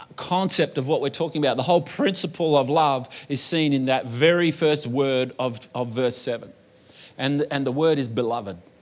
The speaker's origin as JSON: {"language": "English", "country": "Australia", "tie": "born or raised there", "accent": "bogan Australian", "said": "I was born in Australia, but I was also born to an Italian mother"}